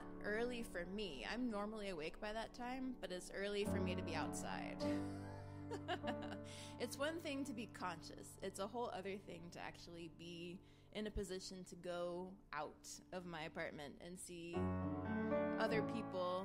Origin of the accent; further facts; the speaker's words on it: East Coast, United States; now in West Coast, United States; I grew up on the East Coast, so I associate the sunrise with the sun over the ocean